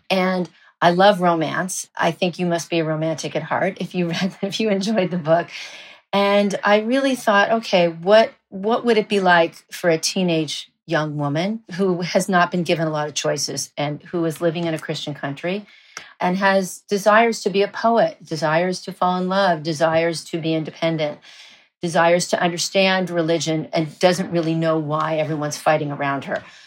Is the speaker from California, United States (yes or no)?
yes; Los Angeles, California, United States; moved away as an adult; also born or lived in Madrid, Spain; now in Spain; growing up in Los Angeles